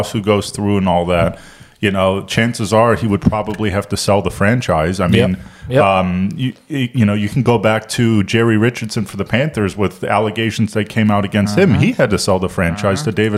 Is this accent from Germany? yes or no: yes; Germany; also born or lived in Miami, United States; now in Charlotte, United States; I'm from Germany originally